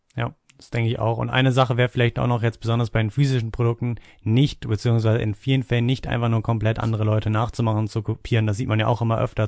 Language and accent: German; Hanover, Lower Saxony, Germany; ich komme aus Hannover